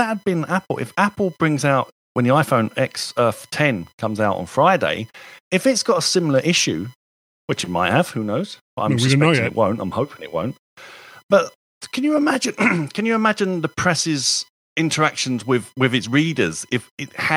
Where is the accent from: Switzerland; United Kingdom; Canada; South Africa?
United Kingdom; As a Brit